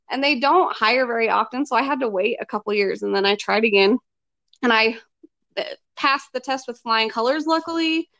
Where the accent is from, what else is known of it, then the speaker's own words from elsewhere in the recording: Wyoming, United States; I was born and raised in Wyoming.